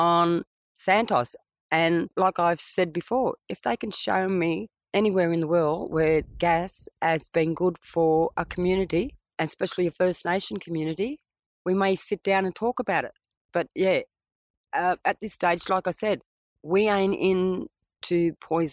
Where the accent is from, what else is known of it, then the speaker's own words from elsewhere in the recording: Moree, New South Wales, Australia; I'm from Moree. I'm a native title applicant, but I'm also a traditional owner from the Moree area in the northwest area of New South Wales.